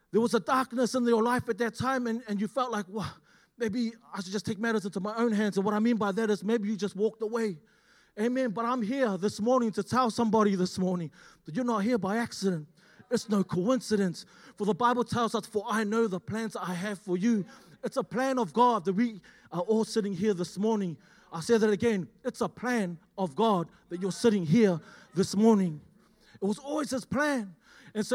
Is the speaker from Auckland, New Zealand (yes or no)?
yes; Auckland, New Zealand; moved away as an adult; now in Australia; I'm originally from Auckland, born and raised